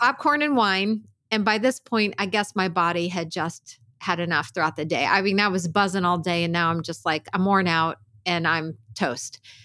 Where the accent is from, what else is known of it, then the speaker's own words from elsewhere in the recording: Pennsylvania, United States; I grew up in Pennsylvania